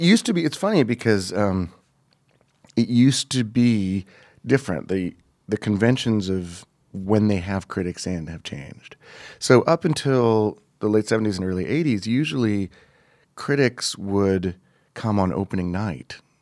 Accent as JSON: {"language": "English", "town": "Montreal", "region": "Quebec", "country": "Canada", "tie": "born or raised there", "moved": "as an adult", "said": "I grew up in Montreal"}